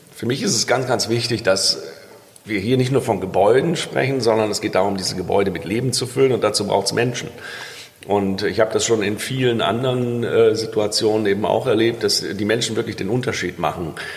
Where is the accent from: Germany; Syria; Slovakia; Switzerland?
Germany; Rhineland; als Rheinländer